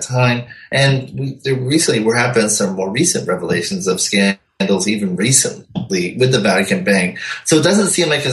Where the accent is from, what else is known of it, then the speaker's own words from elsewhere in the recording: New England, United States; I grew up in New England. It's a very Catholic dominated society.